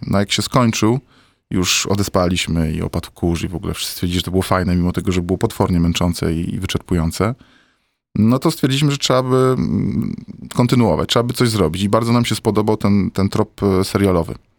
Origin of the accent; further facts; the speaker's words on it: Poland; now in Warsaw, Poland; jestem chłopcem z Polski